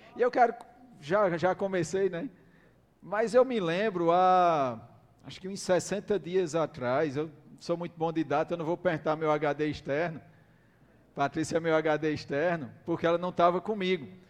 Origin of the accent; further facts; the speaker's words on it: Campina Grande, Paraíba, Brazil; nós somos de Campina Grande